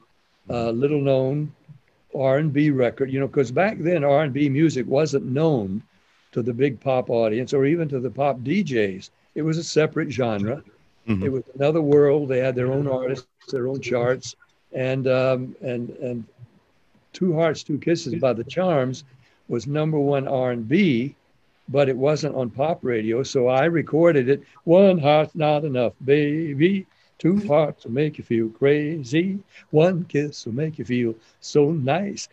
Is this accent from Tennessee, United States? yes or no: yes; Nashville, Tennessee, United States; I was growing up in Nashville